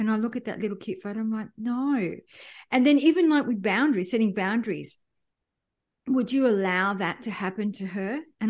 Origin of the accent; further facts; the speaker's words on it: France; born there; we moved around a lot. I was born in France.